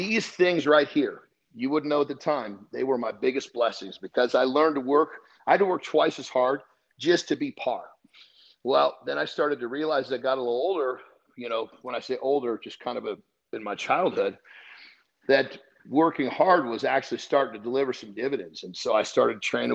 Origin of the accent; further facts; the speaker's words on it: Oregon, United States; moved away as an adult; now in California, United States; originally I was from California, but my mom remarried. And at that point, we moved up to Oregon. And so that's where I did most of my schooling all the way through college